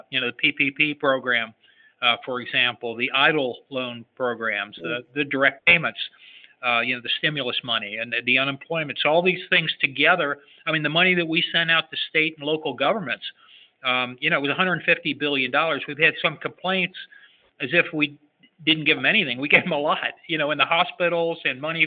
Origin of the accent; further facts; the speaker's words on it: Cincinnati, Ohio, United States; I'm from Cincinnati, Ohio